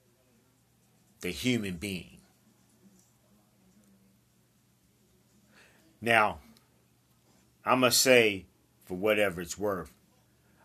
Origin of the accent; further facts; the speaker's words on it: United States; Now, I'm from the United States. I live here in the United States. I'm a proud American.